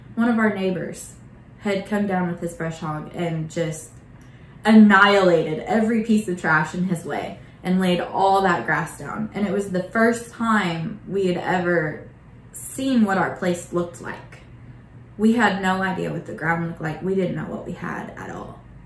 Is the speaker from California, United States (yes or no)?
no; Bartlesville, Oklahoma, United States; moved away as an adult; I grew up in Bartlesville.